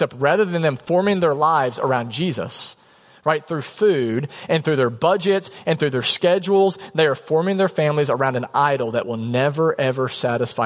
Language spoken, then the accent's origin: English; United States; as an American